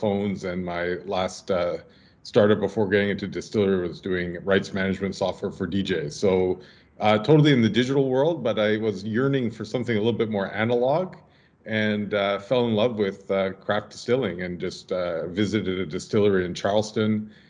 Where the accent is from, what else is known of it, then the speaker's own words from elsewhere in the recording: Ottawa, Ontario, Canada; I grew up mostly in Ottawa.